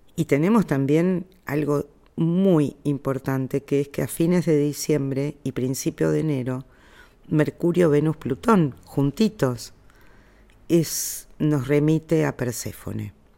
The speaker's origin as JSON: {"language": "Spanish", "country": "Argentina", "said": "yo soy argentina"}